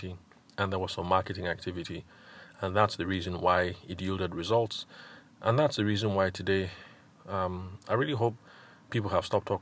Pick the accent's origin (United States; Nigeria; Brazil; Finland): Nigeria; Benue; like I am, I'm Tiva, I'm from Benue State.